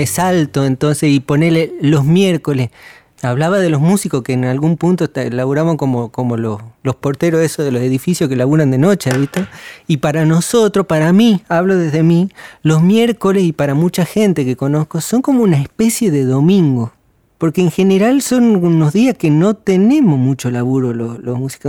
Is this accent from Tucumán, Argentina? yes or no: yes; Tucumán, Argentina; soy tucumano